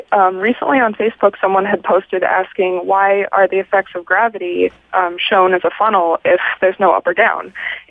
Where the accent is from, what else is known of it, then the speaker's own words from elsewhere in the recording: Somerville, Massachusetts, United States; I'm from Somerville